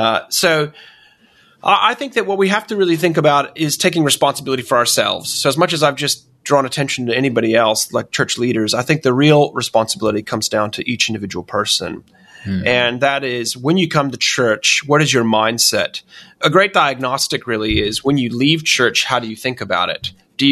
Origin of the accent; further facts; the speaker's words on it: United States; And obviously, I'm originally American myself, so I'm very confused nowadays, Jonathan.